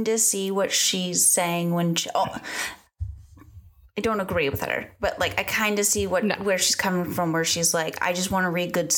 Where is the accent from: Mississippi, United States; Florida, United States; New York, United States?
Florida, United States; Northwest; moved away; I am in Northwest Florida.